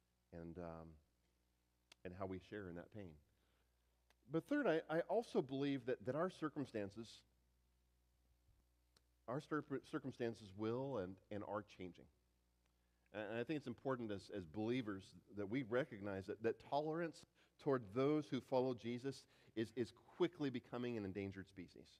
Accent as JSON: {"language": "English", "country": "United States", "said": "an American pastor"}